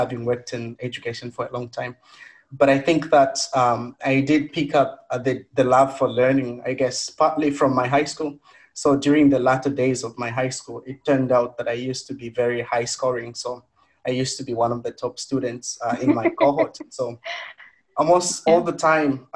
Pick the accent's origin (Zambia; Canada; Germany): Zambia; moved away as an adult; now in Edinburgh, United Kingdom; from Zambia